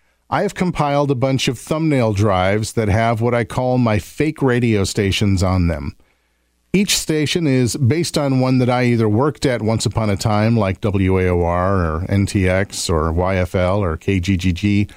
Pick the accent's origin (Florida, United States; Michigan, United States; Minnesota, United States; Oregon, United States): Michigan, United States; Oscoda; also born or lived in Las Vegas; yes, I was born in Las Vegas, but I grew up in northern Michigan in the 1970s and 80s, it was an Air Force base sandwiched between a small community on Lake Huron and the vast Huron National Forest.